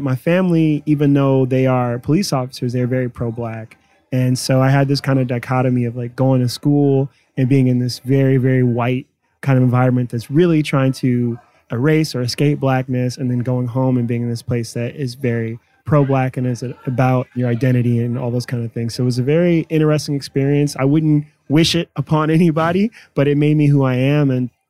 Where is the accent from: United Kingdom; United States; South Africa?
United States; Cleveland, Ohio; Yeah, I mean, Cleveland is an incredible city.